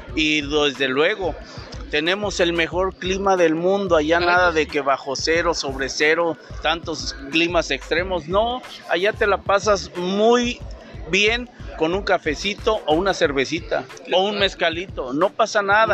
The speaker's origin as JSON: {"language": "Spanish", "town": "Taxco", "region": "Guerrero", "country": "Mexico"}